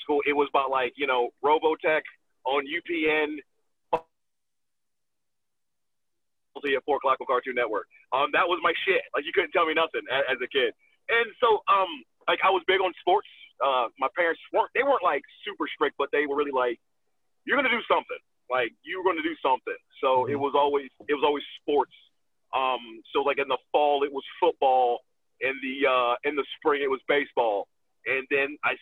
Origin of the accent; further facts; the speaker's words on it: Atlanta, Georgia, United States; also born or lived in New York; But I was raised in Atlanta